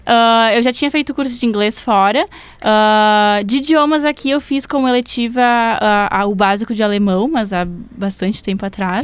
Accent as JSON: {"language": "Portuguese", "town": "Bento Gonçalves", "region": "Rio Grande do Sul", "country": "Brazil", "moved": "as an adult", "lives_now": "Porto Alegre, Brazil", "said": "como eu sou do interior, eu sou de, de Bento. Aí eu vim pra cá pra fazer psico"}